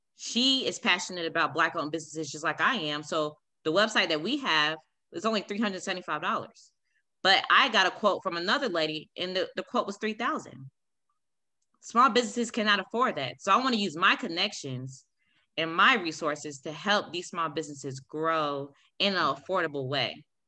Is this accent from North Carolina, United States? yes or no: yes; Raleigh, North Carolina, United States; moved away as an adult; now in Kansas, United States; I'm from Raleigh, North Carolina